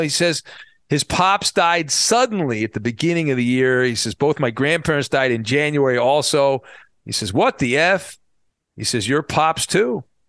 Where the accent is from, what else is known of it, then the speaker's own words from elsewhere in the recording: Orange County, California, United States; I grew up in Orange County, not far from the Big A where the Angels play